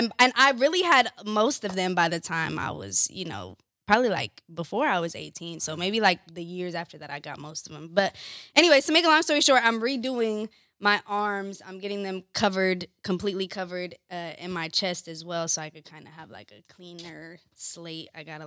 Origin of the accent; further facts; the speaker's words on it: California, United States; also born or lived in Orlando, Florida / New York; I consider myself kind of like tri-coastal. So I grew up here in California, in Orlando, Florida, and in New York.